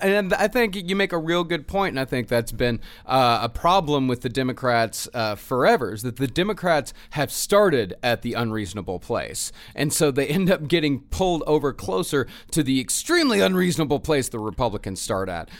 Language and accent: English; United States; we as American citizens, taxpaying citizens